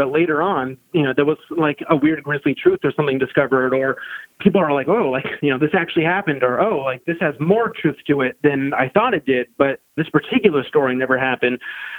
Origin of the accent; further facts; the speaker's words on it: Milton, Vermont, United States; growing up in Milton